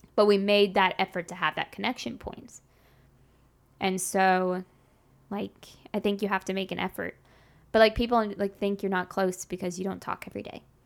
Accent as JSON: {"language": "English", "town": "Grapevine", "region": "Texas", "country": "United States", "tie": "born or raised there", "said": "I grew up in Dallas, Fort Worth, specifically in the town Grapevine"}